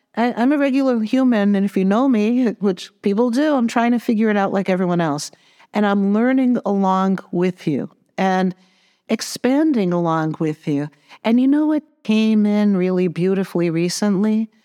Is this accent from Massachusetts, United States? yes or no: yes; Massachusetts, United States; I'm from Massachusetts